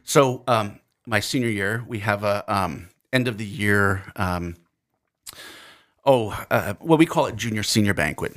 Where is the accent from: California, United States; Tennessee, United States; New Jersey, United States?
New Jersey, United States; accent: New Jersey; now in Fergus Falls, United States; my New Jersey accent